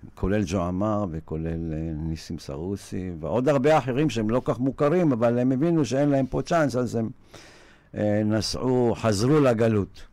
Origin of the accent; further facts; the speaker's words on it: Israel; אני גדלתי בקיבוץ, בחלק מחיי